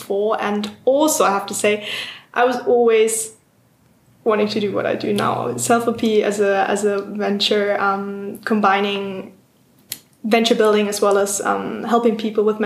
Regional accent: Hamburg, Germany; English is a second language; moved away as an adult; also born or lived in United Kingdom; I come from Hamburg.

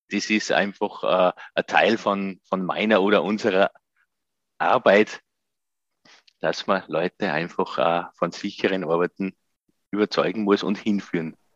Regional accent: Gosau, Upper Austria, Austria; habe dann ein Nachbar von mir in meinem Heimatort Gosau im Salzkammergut

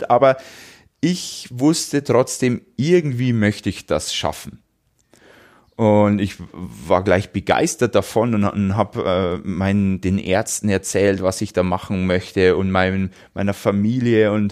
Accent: Wolnzach, Bavaria, Germany; bei mir in meinem Heimatort in Wolnzach ist im Juli wieder ein Lauf, ein 10 Kilometer Lauf

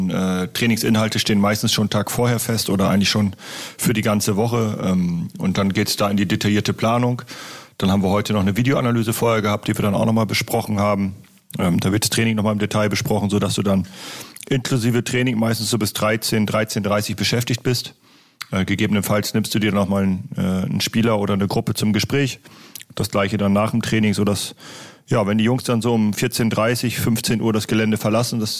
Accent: Lower Saxony, Germany; für mich als Ostfriese ist es schon äh, stadtähnlich auf jeden Fall.

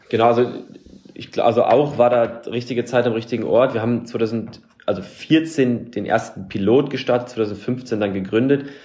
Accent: Germany; wir als Deutsche

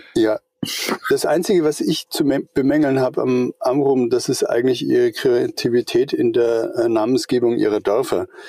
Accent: Eutin, Schleswig-Holstein, Germany; now in Middle Franconia, Germany; Ich wohne in Mittelfranken, bin aber überhaupt kein Mittelfranke. Ich bin ein Schleswig-Holsteiner. Ich komme äh, von der Ostsee drüben, von Eutin.

